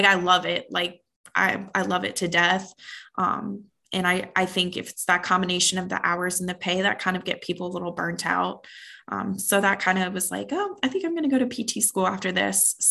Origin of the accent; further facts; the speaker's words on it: Waldorf, Maryland, United States; now in Phoenix, United States; I'm from the East Coast actually, and just kind of transplanted out here on the West Coast, but I'm from Waldorf, Maryland